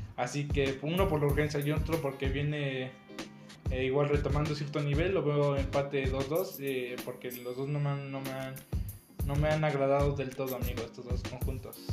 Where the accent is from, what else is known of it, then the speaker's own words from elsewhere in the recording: Mexico; como mexicano